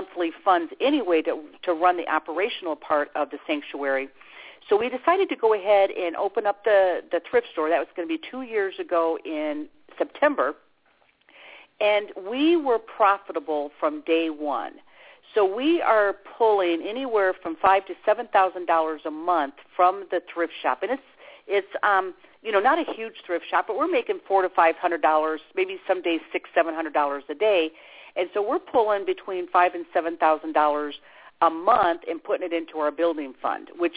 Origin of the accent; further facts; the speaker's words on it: Chicago, Illinois, United States; now in Brevard County, Florida, United States; I'm from Chicago